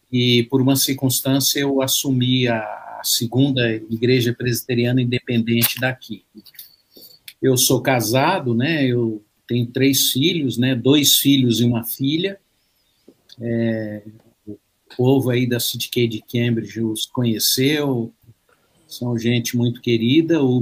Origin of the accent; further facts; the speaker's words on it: Belo Horizonte, Minas Gerais, Brazil; born there; also born or lived in São Paulo; now in Maringá, Brazil; eu, eu nasci em Minas, né? Minas né? Ai, Minas. É Justamente lá na, na capital mineira, né? Que muitos mineiros não concordam.